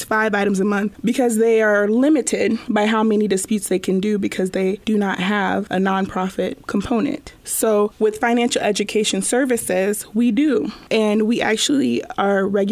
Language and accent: English; Des Moines, Iowa, United States; I was born and raised here in Des Moines